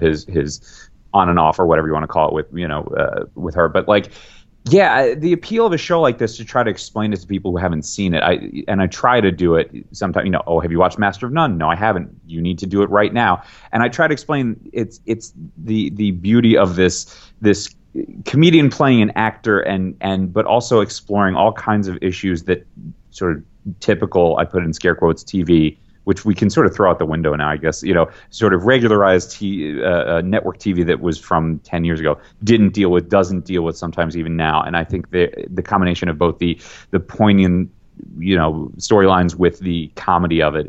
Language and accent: English; New York City, New York, United States; I'm a New Yorker, grew up a New Yorker